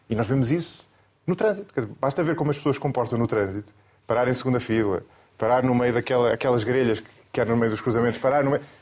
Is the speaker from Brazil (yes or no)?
no; Coimbra, Centro, Portugal; born there; Nasci em Coimbra.